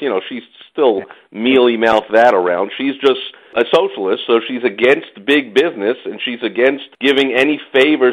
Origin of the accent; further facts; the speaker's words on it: New York City, New York, United States; I'm from New York City